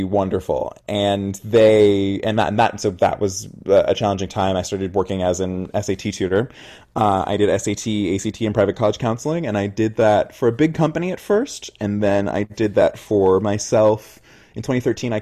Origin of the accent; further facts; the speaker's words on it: Oakland, California, United States; I grew up in the Bay Area. I'm from Oakland